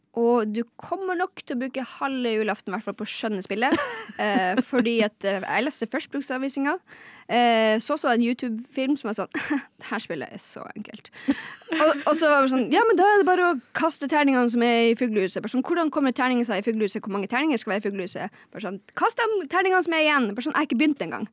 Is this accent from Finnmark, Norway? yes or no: yes; Lakselv, Finnmark, Norway; er fra Lakselv i Finnmark